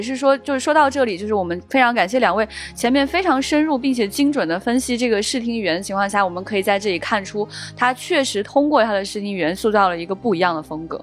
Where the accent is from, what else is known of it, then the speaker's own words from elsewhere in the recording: northern China, China; 我作为一个北方人